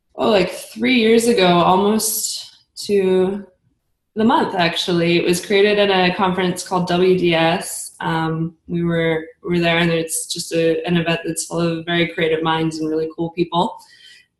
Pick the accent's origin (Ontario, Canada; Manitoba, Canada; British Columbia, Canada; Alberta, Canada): British Columbia, Canada; Kelowna; moved away as an adult; also born or lived in Germany; I grew up in Kelowna